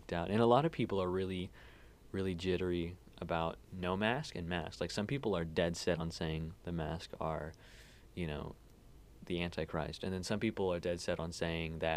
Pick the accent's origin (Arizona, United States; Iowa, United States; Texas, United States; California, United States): Texas, United States; Temple; also born or lived in Ulm, Germany; I'm like from Temple, but yeah, I've lived almost all my life in Texas